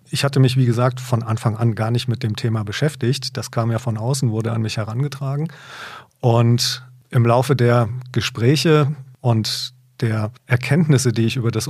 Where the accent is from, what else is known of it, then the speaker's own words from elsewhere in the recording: Hesse, Germany; also born or lived in Munich / Hamburg / Ruhr; wie Sie meiner Sprache schon entnehmen können, ich bin kein gebürtiger Oberfranke. Ich bin in Nordhessen aufgewachsen. Ich äh, habe Stationen hinter mir mit Studium in München